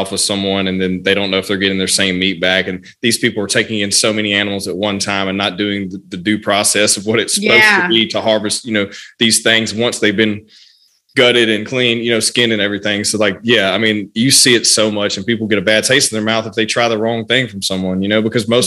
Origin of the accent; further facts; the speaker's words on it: Louisiana, United States; I'm from Louisiana